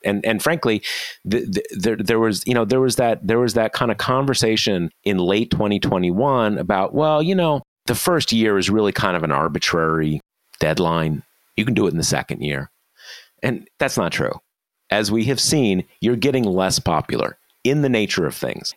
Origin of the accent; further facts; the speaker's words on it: Missouri, United States; Missouri, my home state.